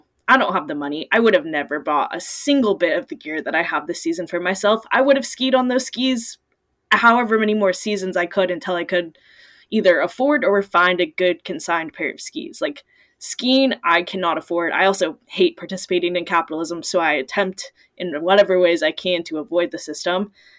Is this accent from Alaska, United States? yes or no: yes; Alaska, United States; And anytime I say, I'm …, I'm from Southeast Alaska, everyone's like, oh, I've skied that line